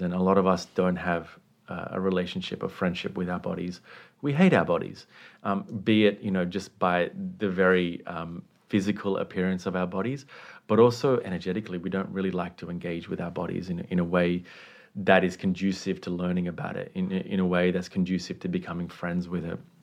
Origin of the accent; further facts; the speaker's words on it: Sri Lanka; I was raised in the Buddhist context, um, at home in, in Sri Lanka, which is where I was born